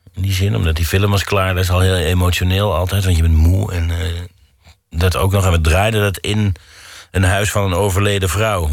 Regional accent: Mierlo, North Brabant, Netherlands; moved away; waar ik vandaan kom... dat betekent Mierlo faal nooit

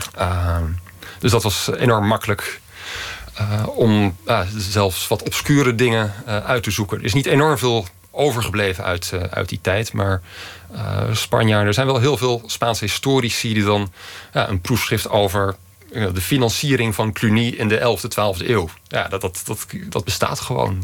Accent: Utrecht, Netherlands; now in Madrid, Spain; ik kom uit Utrecht

